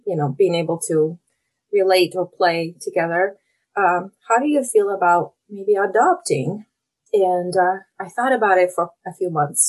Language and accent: English; Russia; moved away as an adult; now in Oregon, United States; I'm originally from Russia. So I moved to the US about 20 years ago.